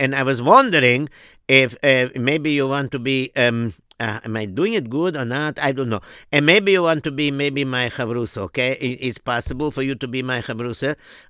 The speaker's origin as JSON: {"language": "English", "town": "Williamsburg", "region": "New York", "country": "United States", "tie": "born or raised there", "said": "even though I'm third generation American already. But, the thing is that I grew up in Williamsburg and my parents are European and whatever."}